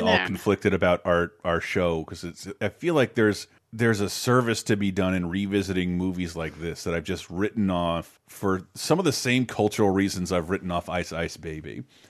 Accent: the South, United States; Oh, no. I mean, growing up in the South, like … was fucking everywhere.

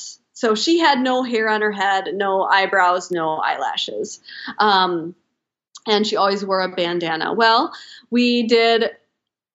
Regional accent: Wisconsin, United States; I'm from Wisconsin

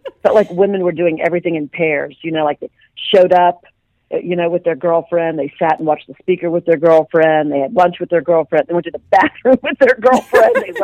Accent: Dayton, Ohio, United States; now in Dallas, United States; I was a small town girl born and raised in Dayton, Ohio.

